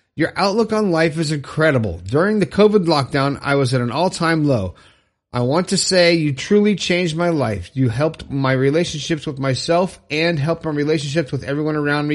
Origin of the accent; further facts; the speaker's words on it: Fort Lauderdale, Florida, United States; Orlando, Florida, my home state. I'm from Fort Lauderdale.